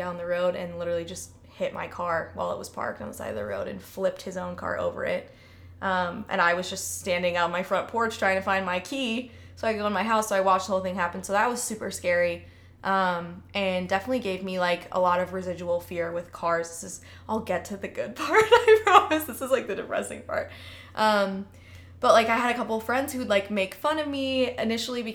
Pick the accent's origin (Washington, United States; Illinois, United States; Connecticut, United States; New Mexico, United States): Illinois, United States; Chicago; moved away as an adult; I grew up in Chicago